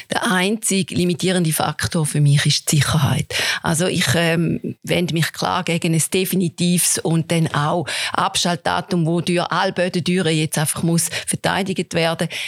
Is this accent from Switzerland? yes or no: yes; St. Gallen, Switzerland; ich persönlich kann für mich sagen, ich komme aus dem St. Gallischen.